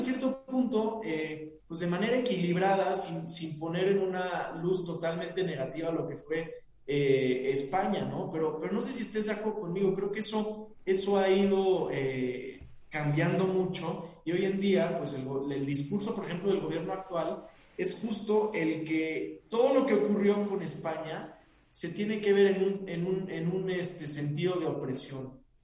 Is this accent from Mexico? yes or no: yes; Mexico; nuestra identidad como mexicanos